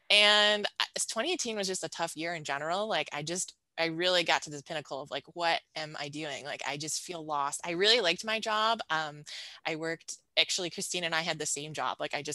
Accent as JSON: {"language": "English", "town": "Buffalo", "region": "New York", "country": "United States", "tie": "born or raised there", "also_born_or_lived": "Ohio", "moved": "as an adult", "said": "I grew up outside of Buffalo, New York in a rural suburb, and then headed out to undergrad at Denison University, which is right outside of Columbus, Ohio."}